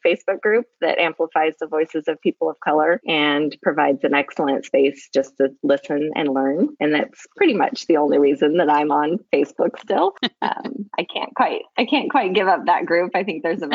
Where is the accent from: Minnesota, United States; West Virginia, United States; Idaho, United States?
Idaho, United States; Lewiston; also born or lived in Dallas, Texas / Boise, Idaho; I was born and raised in Lewiston, Idaho